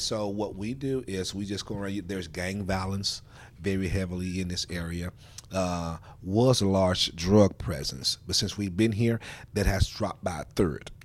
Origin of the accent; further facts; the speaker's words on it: Memphis, Tennessee, United States; I am a product of the Fraser community. I grew up here in Fraser